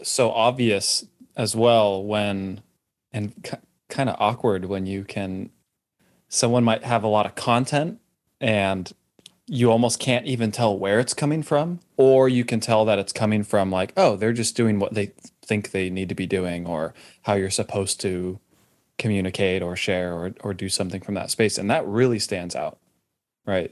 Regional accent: California, United States; now in Austin, United States; I grew up in California

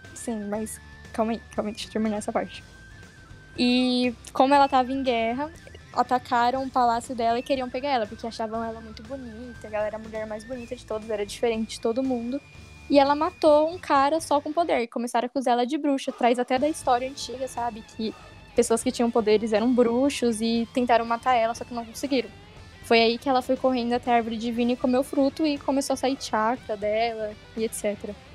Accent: Ribeirão Pires, São Paulo, Brazil; eu sou de Ribeirão Pires

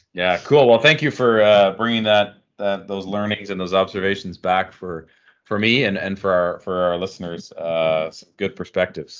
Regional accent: Canada; as a Canadian

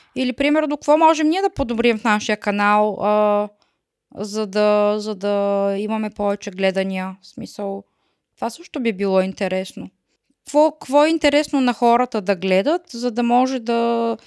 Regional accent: Bulgaria; moved away as an adult; now in Germany; Трябва да си ходим в България пак

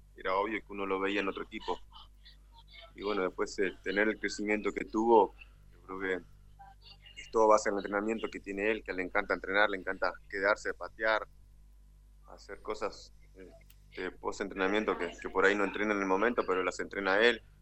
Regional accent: Artigas, Uruguay; En mi ciudad natal, Artigas, capital, al norte del país.

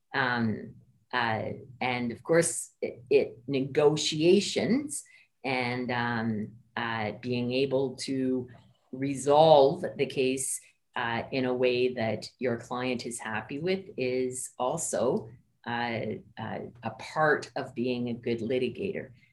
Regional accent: Ottawa, Ontario, Canada; also born or lived in Antigonish, Nova Scotia; I grew up in Ottawa, um, but my parents were both from the Maritimes

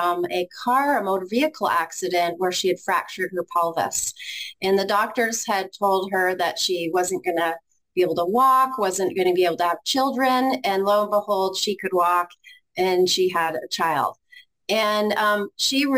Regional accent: Ontario, Canada; moved away as an adult; now in Grand Rapids, United States; I'm originally from Canada, and we were about an hour and a half drive from Toronto.

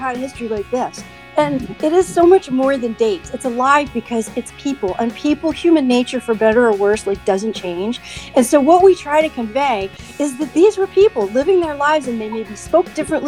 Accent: Towson, Maryland, United States; moved away as an adult; also born or lived in Baltimore; now in Lititz, United States; I started grew up in a suburb of Baltimore called Towson

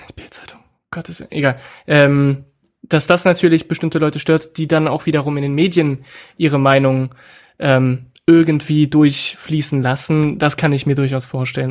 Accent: France; now in Germany; ich nicht ähm, in meinem Heimatland äh, lebe

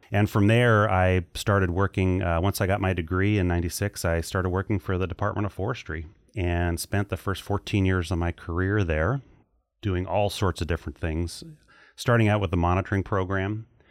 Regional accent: Hawaii, United States; moved away as an adult; also born or lived in Walla Walla, Washington; now in Oregon, United States; grew up, spent my whole childhood and teenage years in Hawaii

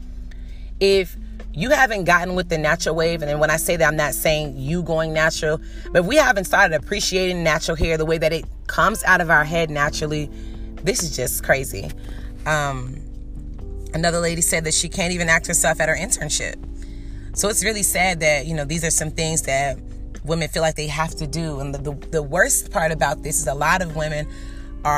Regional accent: Norfolk, Virginia, United States; I'm from Norfolk. I have a bachelor's degree. I'm working on my master's degree

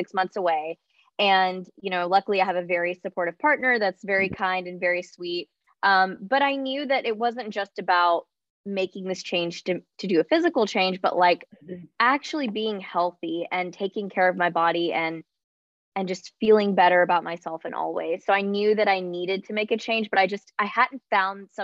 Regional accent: Charlotte, North Carolina, United States; I am from Charlotte, North Carolina in the U.S.

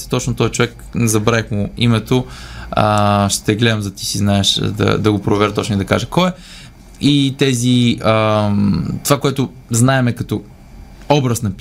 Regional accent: Leski, Bulgaria; От Лески съм

